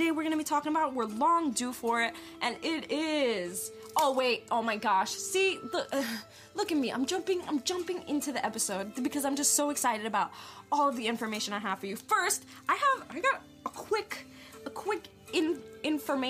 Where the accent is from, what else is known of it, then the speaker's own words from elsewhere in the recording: New York, United States; moved away; I'm originally from New York.